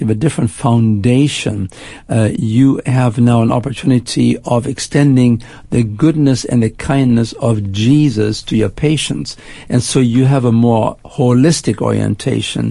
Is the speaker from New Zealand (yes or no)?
no; Germany; moved away as an adult; also born or lived in Canada; now in United States; I spent my first 20 years in Germany. I grew up after World War II, made my way to Canada, and then actually uh, moved to the United States